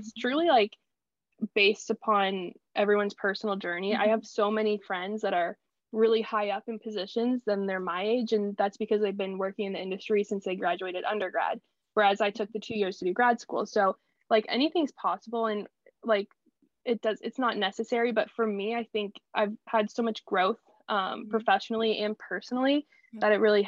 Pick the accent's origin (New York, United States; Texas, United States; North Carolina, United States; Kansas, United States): Kansas, United States; Wichita; moved away; I thought I was settling at the time for staying in my hometown, and went to Wichita State